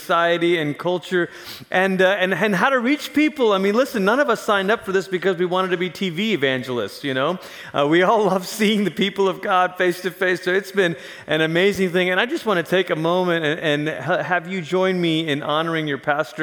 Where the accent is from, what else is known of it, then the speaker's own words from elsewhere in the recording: Malaysia; moved away as an adult; also born or lived in Portland, Oregon / Tulsa, Oklahoma; now in Colorado Springs, United States; But I grew up in Malaysia. Malaysia is where I'm actually from originally